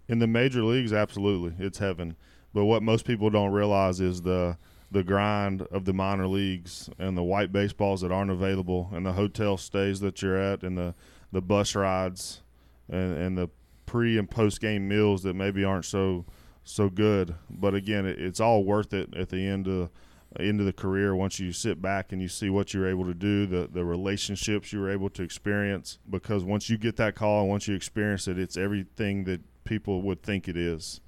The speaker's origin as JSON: {"language": "English", "town": "Memphis", "region": "Tennessee", "country": "United States", "tie": "born or raised there", "said": "my hometown in Memphis"}